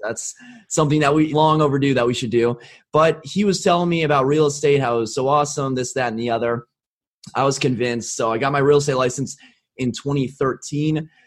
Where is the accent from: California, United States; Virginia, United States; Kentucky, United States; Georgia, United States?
Virginia, United States; Arlington; I was born and raised in Arlington, Virginia